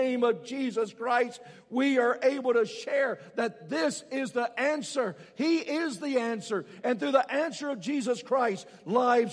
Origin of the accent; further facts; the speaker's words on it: Alabama, United States; I was raised in Alabama